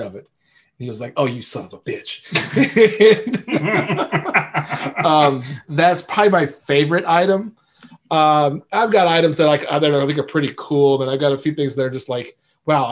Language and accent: English; Louisiana, United States; now in Lawrence, United States; I'm from Louisiana, and I haven't had good seafood here the entire time I've lived here